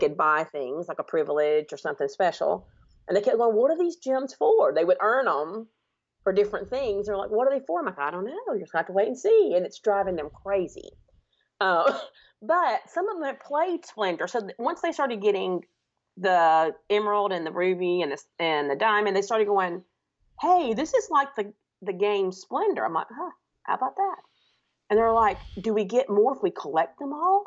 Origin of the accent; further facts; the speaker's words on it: Alabama, United States; I'm from Alabama, if you cannot tell from my accent.